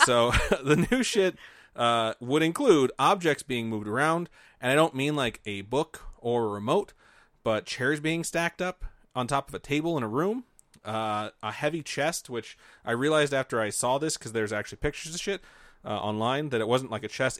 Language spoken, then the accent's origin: English; Indiana, United States; I grew up in Indiana